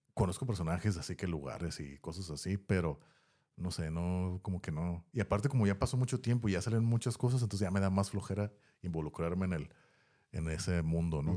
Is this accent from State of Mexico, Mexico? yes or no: no; Tijuana, Baja California, Mexico; estaba morro en los, a mediados de los noventas, incluso principios de los noventas, aquí en la área donde estamos, de Tijuana